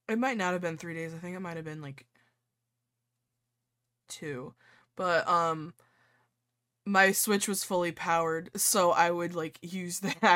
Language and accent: English; New York, United States; accent: New York; just like in my New York accent yelling at the game.